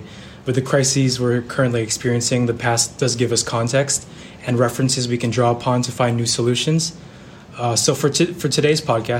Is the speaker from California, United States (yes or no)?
yes; Benicia, California, United States; also born or lived in New Haven, Connecticut; I'm a rising senior at Yale University studying both history and political science. I'm back in my hometown here in Benicia this summer